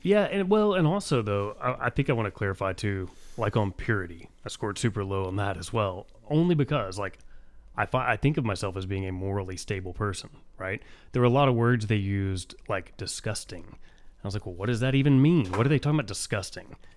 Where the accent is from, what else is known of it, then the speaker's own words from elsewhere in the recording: United States; I'm an American